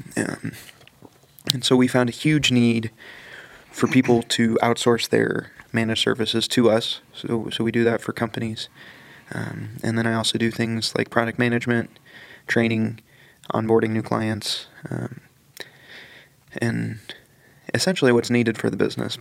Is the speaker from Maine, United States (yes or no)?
no; Greenwood, Indiana, United States; I grew up in Greenwood, Indiana